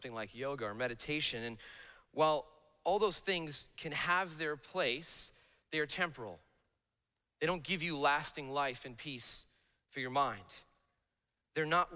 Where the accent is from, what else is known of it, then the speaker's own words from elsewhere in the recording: Bloomfield, New Jersey, United States; I grew up in Bloomfield, New Jersey